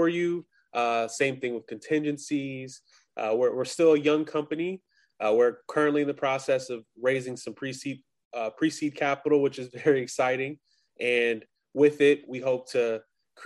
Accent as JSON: {"language": "English", "town": "Long Beach", "region": "California", "country": "United States", "also_born_or_lived": "Grambling, Louisiana", "moved": "as an adult", "lives_now": "Boston, United States", "said": "I'm originally from Los Angeles, California, Long Beach to be exact."}